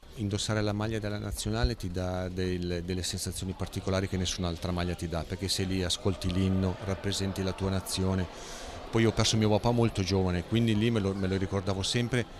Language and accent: Italian; Milan, Lombardy, Italy; Da buon lombardo milanese